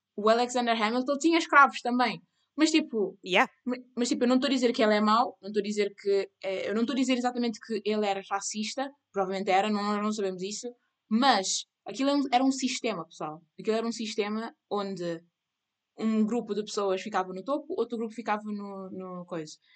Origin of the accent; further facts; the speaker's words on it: Cape Verde; eu sou cabo-verdiana